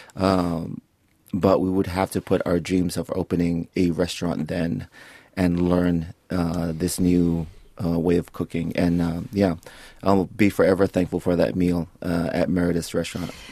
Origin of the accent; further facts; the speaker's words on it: Samoa; also born or lived in Florida; now in Auckland, New Zealand; growing up in Samoa